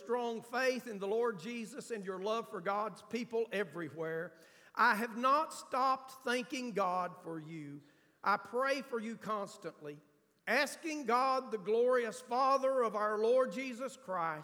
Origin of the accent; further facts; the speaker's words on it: United States; I'm from Grant County. We don't pronounce a lot of stuff right